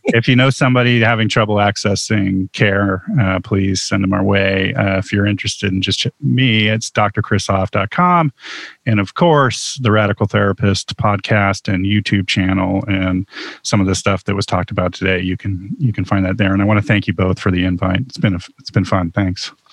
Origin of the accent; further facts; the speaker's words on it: Huntington Beach, California, United States; I grew up in Huntington Beach, California